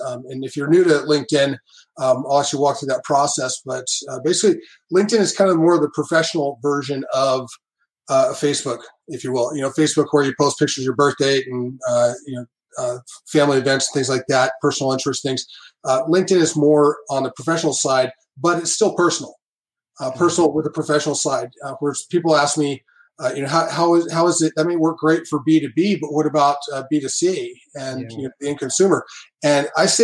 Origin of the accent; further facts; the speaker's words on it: Southern California, United States; now in Las Vegas, United States; I'm originally from Southern California and currently living in Las Vegas, Nevada